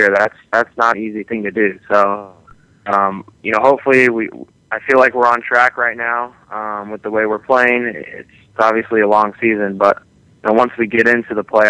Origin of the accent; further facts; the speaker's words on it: Kansas City, United States; I grew up here, and I'm from Kansas City